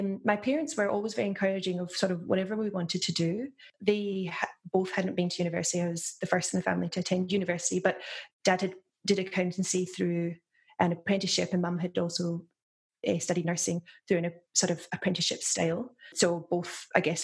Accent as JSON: {"language": "English", "town": "Lenzie", "region": "Scotland", "country": "United Kingdom", "tie": "born or raised there", "moved": "as an adult", "lives_now": "Melbourne, Australia", "said": "So I grew up in Glasgow in Scotland, so just outside Glasgow in a small town called Lenzie"}